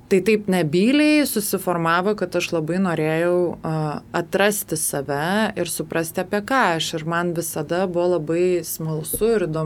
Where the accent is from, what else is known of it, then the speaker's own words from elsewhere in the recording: Lithuania; esu lietuvė, bet kaip sakau, tos lietuvybės manyje yra labai nedaug. Kodėl? Nes e, mano tėvai yra baigę abu rusų mokyklas, tėtis turi lietuvišką pavardę